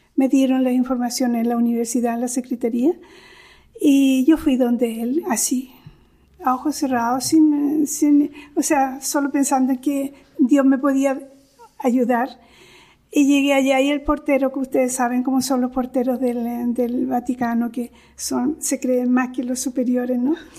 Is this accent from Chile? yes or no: yes; Chile; moved away as an adult; now in Rome, Italy; yo soy de origen chileno, tengo doble nacionalidad eh, chilena e, italiana. Después, eh, los primeros estudios yo los realicé en Chile